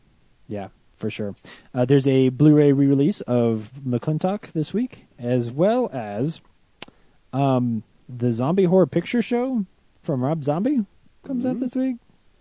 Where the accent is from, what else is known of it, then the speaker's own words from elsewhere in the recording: United States; I'm American, so I pronounce things wrong.